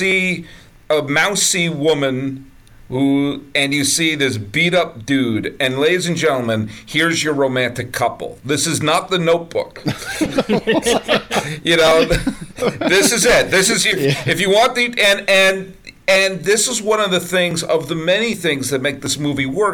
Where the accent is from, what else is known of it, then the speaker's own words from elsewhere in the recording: Boston, Massachusetts, United States; also born or lived in New York; now in California, United States; I grew up in the suburbs of Boston